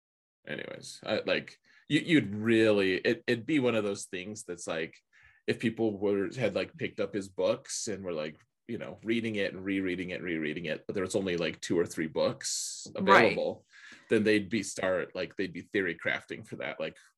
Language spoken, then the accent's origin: English; Colorado, United States; Like, you know, or really, you know, it's like, oh, I'm from Colorado, you know, I'm